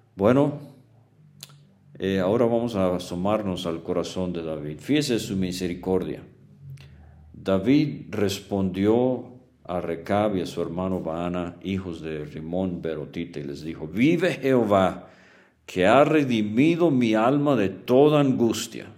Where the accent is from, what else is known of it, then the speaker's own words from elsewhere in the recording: Venezuela; crecí en Venezuela